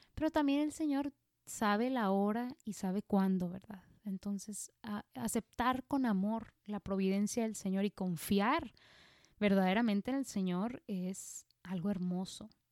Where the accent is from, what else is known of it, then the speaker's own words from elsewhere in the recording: Mexico; aquí en México yo me acuerdo que de niños nos llevaban al museo